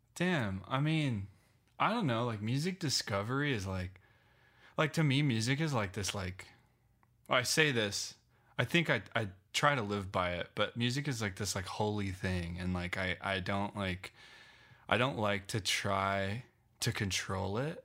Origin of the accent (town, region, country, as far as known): Loveland, Colorado, United States; born or raised there; moved away as an adult; also born or lived in Phoenix / New York